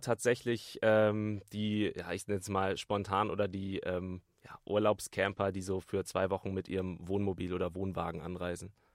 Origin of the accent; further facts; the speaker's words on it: Bremen, Germany; ich komme aus Bremen direkt